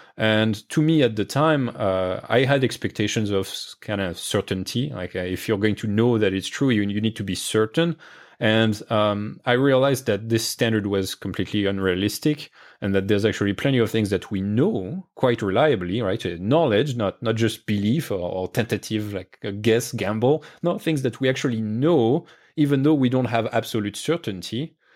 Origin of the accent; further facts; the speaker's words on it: France; moved away; I grew up in France